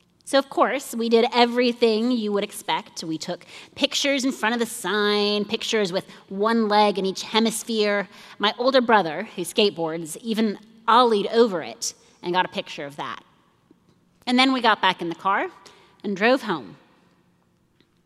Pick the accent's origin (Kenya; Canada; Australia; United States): Kenya; Nairobi; I grew up in Nairobi, Kenya.